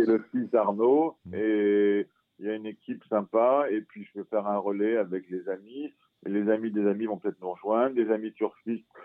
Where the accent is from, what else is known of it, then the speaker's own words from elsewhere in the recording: France; moi je suis français